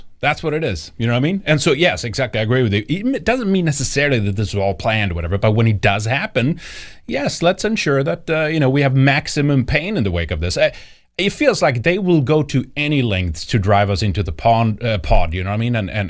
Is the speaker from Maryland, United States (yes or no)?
no; Ohio, United States; Anyway, I grew up on in Ohio as a kid, and he was a politician.